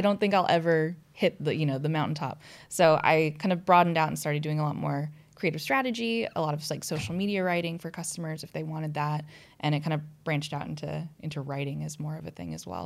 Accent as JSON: {"language": "English", "country": "United States", "moved": "as an adult", "lives_now": "London, United Kingdom", "said": "I'm an American"}